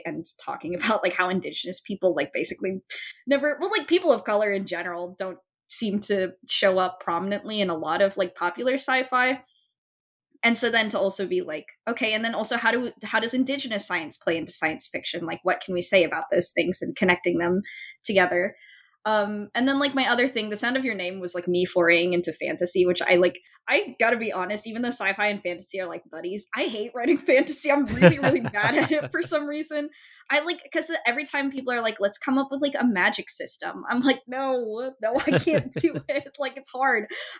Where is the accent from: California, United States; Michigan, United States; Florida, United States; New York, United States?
California, United States; Folsom; Like Folsom is my hometown